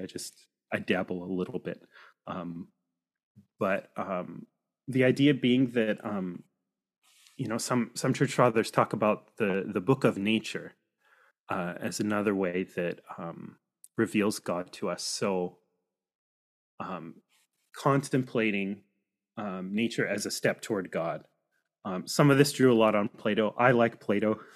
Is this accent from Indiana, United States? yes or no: no; Washington, United States; also born or lived in coastal British Columbia, Canada; now in 100 Mile House, Canada; I grew up on the West Coast uh, in the Pacific Northwest in uh, Washington State